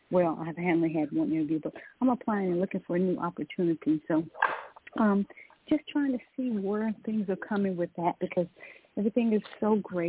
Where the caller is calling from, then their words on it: Georgia, United States; I'm calling from Georgia.